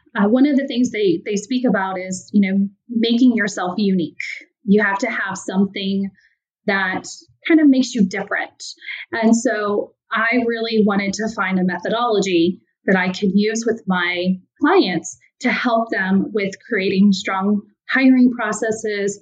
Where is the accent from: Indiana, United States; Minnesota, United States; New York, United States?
Indiana, United States; now in Cincinnati, United States; I am a Midwest girl, so I'm originally from Indiana, moved to Cincinnati, Ohio